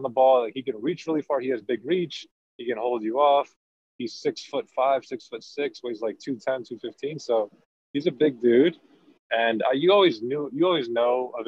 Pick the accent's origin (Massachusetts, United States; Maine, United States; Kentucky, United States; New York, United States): New York, United States; New York City; moved away as an adult; I grew up in Queens, New York